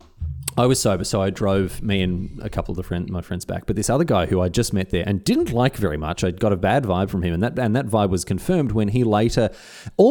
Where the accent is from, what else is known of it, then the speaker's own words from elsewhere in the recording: Australia; as an Australian